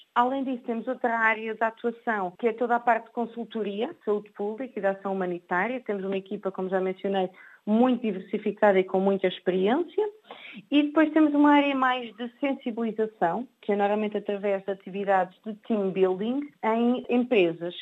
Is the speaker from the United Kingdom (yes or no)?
no; Portugal; sou portuguesa